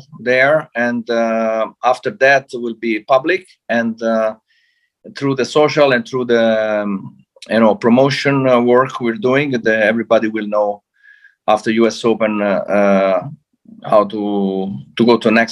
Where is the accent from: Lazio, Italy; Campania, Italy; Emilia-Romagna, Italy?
Lazio, Italy; Rome; I'm from Rome